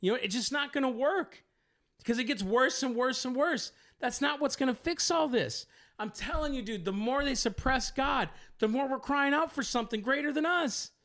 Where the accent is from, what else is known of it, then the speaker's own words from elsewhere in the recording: United States; I'm an American